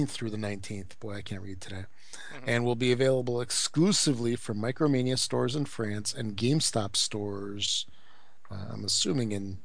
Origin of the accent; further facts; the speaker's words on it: United States; accent: American; my American accent